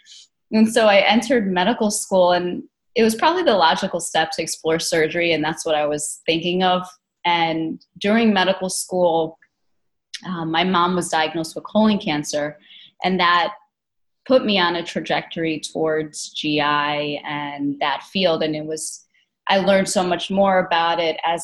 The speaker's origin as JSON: {"language": "English", "region": "New Jersey", "country": "United States", "tie": "born or raised there", "said": "I grew up in New Jersey"}